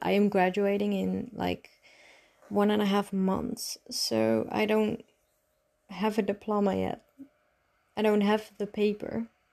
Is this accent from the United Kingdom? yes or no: no; Netherlands; English is a second language; I'm from the Netherlands